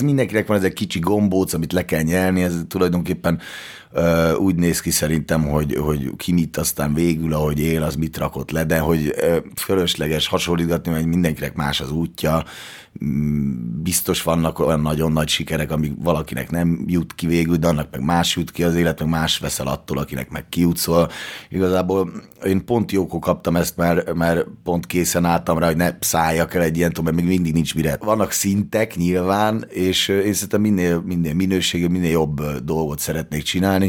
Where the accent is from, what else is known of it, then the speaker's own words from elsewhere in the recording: Hungary; mert hogy én magyar vagyok